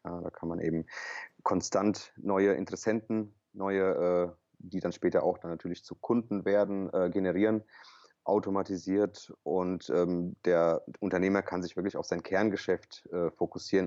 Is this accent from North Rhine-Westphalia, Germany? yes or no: no; Offenbach am Main, Hesse, Germany; ich bin kroatischer Hesse äh, gebürtig hier aus Offenbach